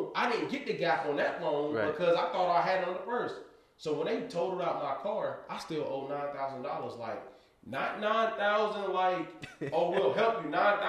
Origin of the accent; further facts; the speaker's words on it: Raleigh, North Carolina, United States; I'm from Raleigh, North Carolina.